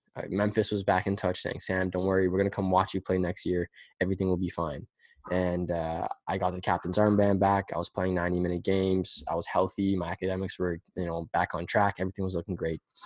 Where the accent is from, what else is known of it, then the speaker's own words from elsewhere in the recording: Pickering, Ontario, Canada; we're from Pickering